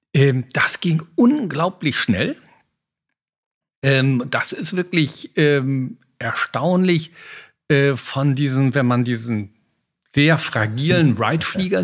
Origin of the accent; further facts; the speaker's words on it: Oerlinghausen, North Rhine-Westphalia, Germany; Ich komme aus Erlinghausen. Damals war das der größte Segelflugplatz der Welt.